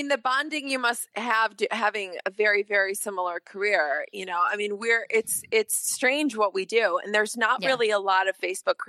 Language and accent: English; Chicago, Illinois, United States; now in Los Angeles, United States; I have friends that I grew up with in Chicago